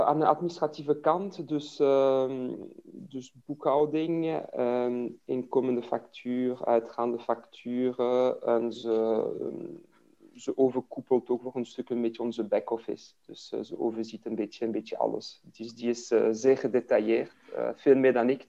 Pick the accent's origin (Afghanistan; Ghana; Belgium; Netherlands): Belgium; Liège, Wallonia; first language French; Dutch is a second language; moved away as an adult; Ik ben in Luik geboren, dus ben Franstalig eh, van origine. Ik heb tot mijn uh, twintigste in Luik eh, gewoond